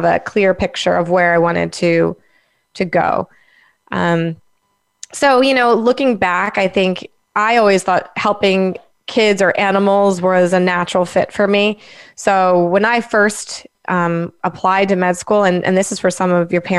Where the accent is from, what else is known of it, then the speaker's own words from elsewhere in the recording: Langhorne, Pennsylvania, United States; also born or lived in Delaware; I'm from Langhorne, Pennsylvania